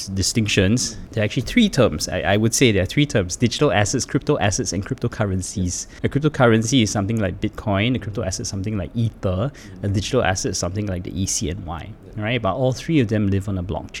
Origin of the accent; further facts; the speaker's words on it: Singapore; I am Singaporean